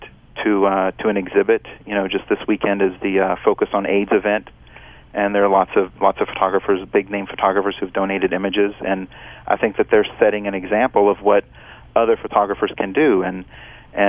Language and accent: English; Louisiana, United States; moved away; when I was growing up in Louisiana, I didn't like to speak Italian